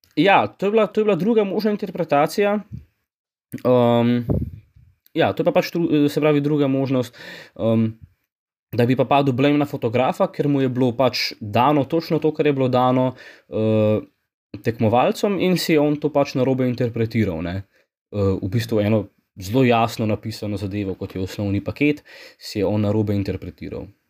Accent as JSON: {"language": "Slovenian", "country": "Slovenia", "said": "Slovenci smo"}